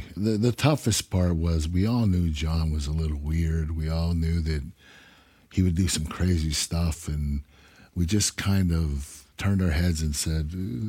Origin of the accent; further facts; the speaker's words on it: Pittsburgh, Pennsylvania, United States; I was from Pittsburgh, that was Philadelphia.